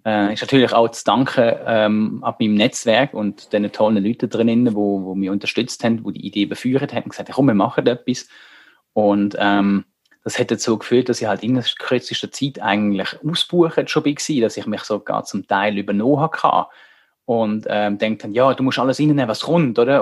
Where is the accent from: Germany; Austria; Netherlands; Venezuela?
Germany; now in Switzerland; Wir sind in Deutschland aufgewachsen